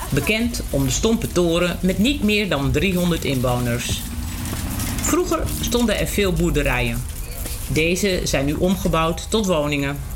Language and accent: Dutch; Amsterdam, North Holland, Netherlands; moved away as an adult; now in Ransdorp, Netherlands; Nee, ik ben in Amsterdam-Oost geboren.